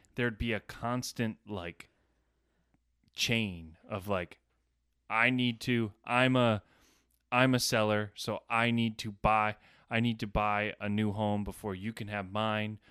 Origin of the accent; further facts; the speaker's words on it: Cumberland Head, New York, United States; We grew up on Cumberland Head, maybe on the water.